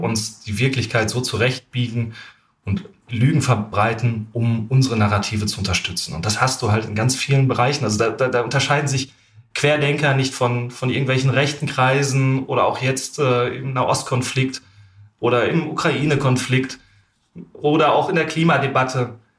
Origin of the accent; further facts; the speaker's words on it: Germany; ich bin als Deutscher